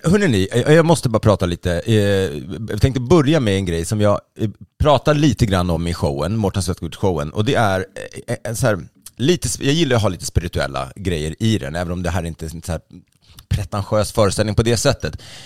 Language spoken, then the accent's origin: Swedish; Sweden; jag då som är svensk